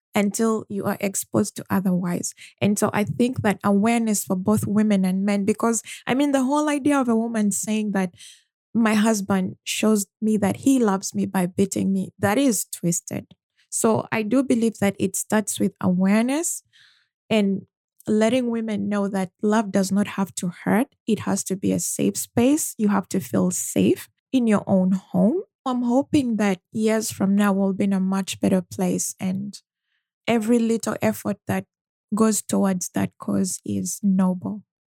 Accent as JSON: {"language": "English", "country": "Uganda", "tie": "born or raised there", "said": "growing up in Uganda and living most of my life there"}